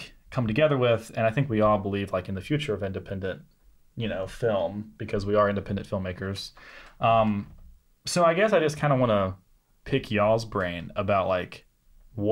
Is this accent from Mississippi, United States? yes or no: yes; Senatobia, Mississippi, United States; I'm from Mississippi. We're in my hometown right now, Senatobia, which is just south of Memphis, Tennessee